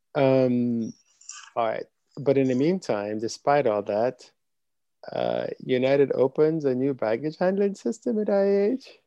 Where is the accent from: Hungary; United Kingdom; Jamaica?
Jamaica; moved away; growing up in Jamaica